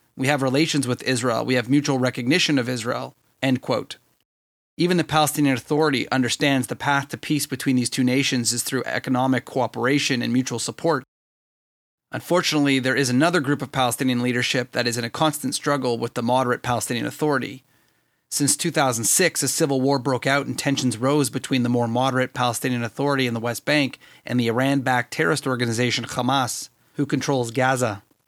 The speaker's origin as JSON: {"language": "English", "country": "Canada", "said": "me as a Canadian"}